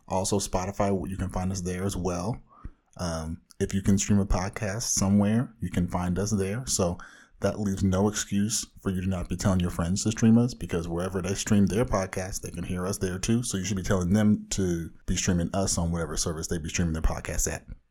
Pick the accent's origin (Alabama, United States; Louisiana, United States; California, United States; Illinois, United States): California, United States; Orange County, Southern; bona fide comic book fanatic from the widest part of Southern California